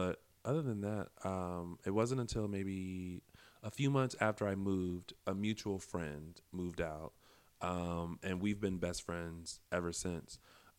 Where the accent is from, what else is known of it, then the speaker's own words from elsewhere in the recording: the South, United States; now in Los Angeles, United States; Yes, and you know why? It's because we're from the South.